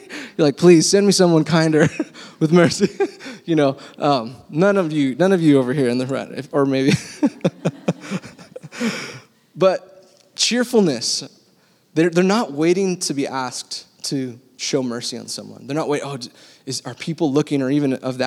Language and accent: English; Texas, United States; now in California, United States; I was born in Texas